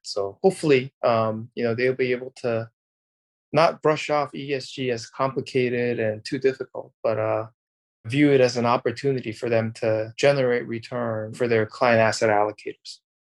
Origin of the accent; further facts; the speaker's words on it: South Korea; moved away; I'm originally from Korea